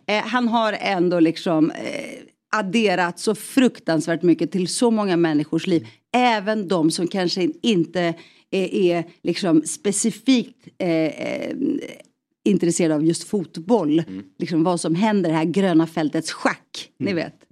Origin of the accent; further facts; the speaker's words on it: Stockholm, Stockholm County, Sweden; i Rinkeby jag, jag snackar jugoslaviska med honom